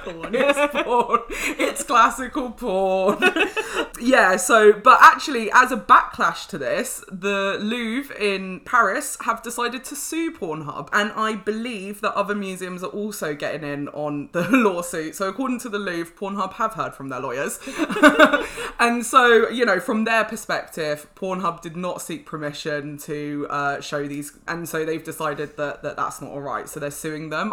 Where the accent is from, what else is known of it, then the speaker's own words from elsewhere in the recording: London, United Kingdom; I'm a Londoner